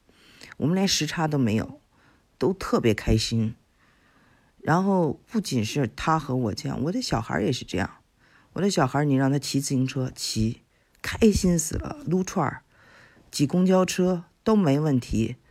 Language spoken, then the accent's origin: Chinese; China; 我们中国人